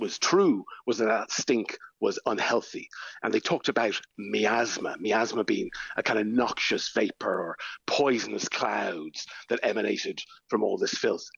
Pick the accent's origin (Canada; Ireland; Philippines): Ireland; as Irish people